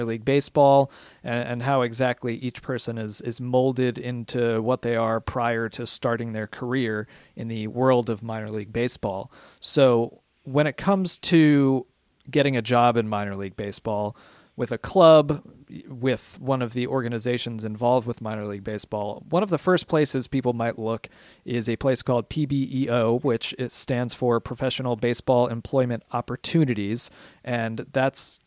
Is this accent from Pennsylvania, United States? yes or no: yes; Philadelphia, Pennsylvania, United States; moved away as an adult; I'm from Philadelphia originally